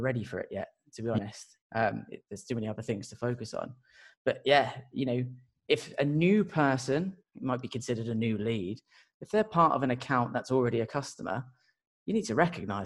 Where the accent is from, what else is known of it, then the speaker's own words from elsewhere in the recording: Portsmouth, South East England, United Kingdom; I'm from a place called Portsmouth